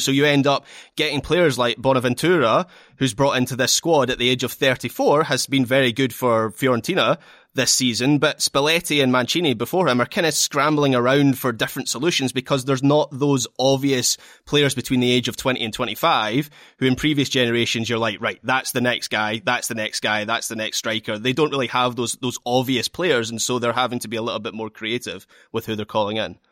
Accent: Scotland, United Kingdom; as a Scot

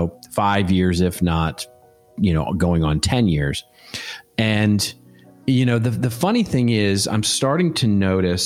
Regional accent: Dallas, Texas, United States; now in Southern California, United States; my hometown of Dallas, Texas.

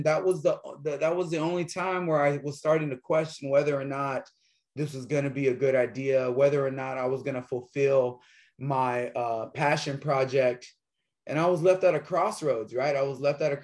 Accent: Corpus Christi, Texas, United States; moved away as an adult; now in Austin, United States; Originally from South Texas, Corpus Christi, Texas. Lived there. The minute I graduated high school, I moved here and never wanted to go back. I love my hometown.

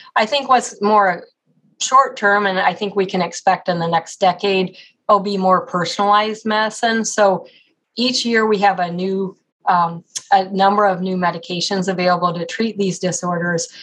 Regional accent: Colorado, United States; also born or lived in Ohio / Oklahoma / Texas; now in Cleveland, United States; I grew up in Colorado

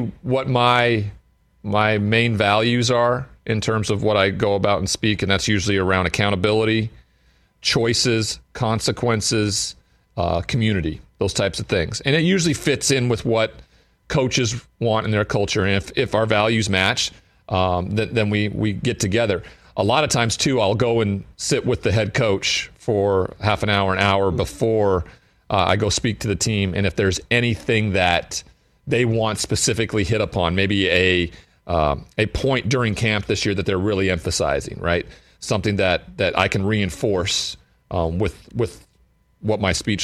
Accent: Great Falls, Montana, United States; I'm from Great Falls, Montana

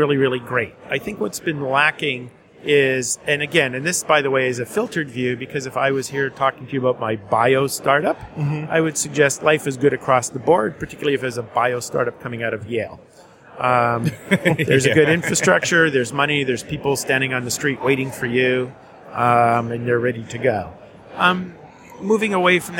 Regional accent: Winnipeg, Manitoba, Canada; moved away as an adult; now in New York City, United States; I'm from Winnipeg

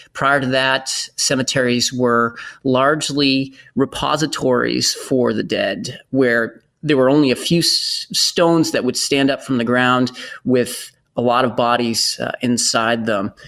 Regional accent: Bedford, Massachusetts, United States; I worked in the cemetery in my hometown in Bedford, Massachusetts

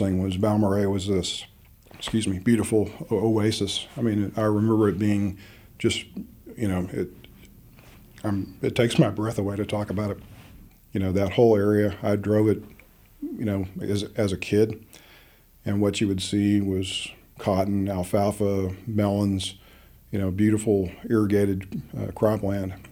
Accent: Midland, Texas, United States; I was born in Midland, Texas, in the heart of the Permian Basin

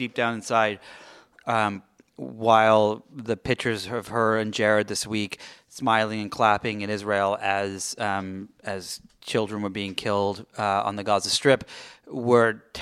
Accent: England, United Kingdom; now in Los Angeles, United States; I am the Brit

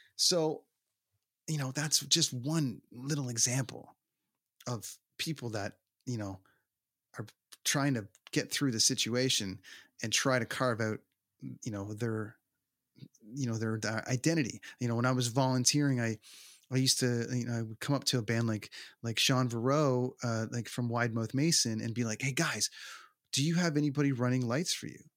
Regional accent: Toronto, Ontario, Canada; the arena in my hometown

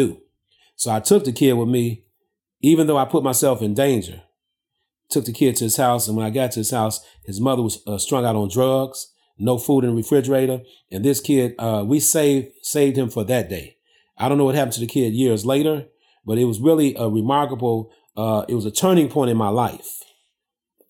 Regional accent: Chicago, Illinois, United States; I basically was born and raised in the heart of the ghetto here in Chicago. I grew up on the south side and the west side of Chicago.

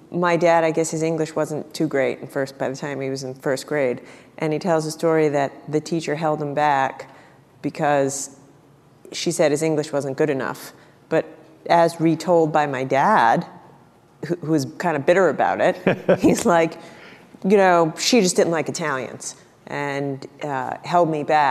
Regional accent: Rhode Island, United States; I grew up in Rhode Island

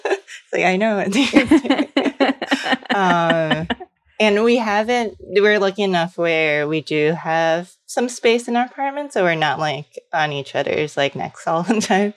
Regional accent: New York City, New York, United States; moved away as an adult; also born or lived in Los Angeles; I'm from New York City, but, I lived in LA after college

